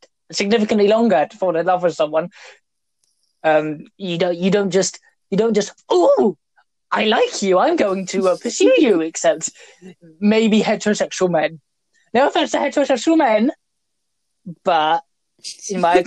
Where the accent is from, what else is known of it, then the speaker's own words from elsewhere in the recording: United Kingdom; We're British. We're British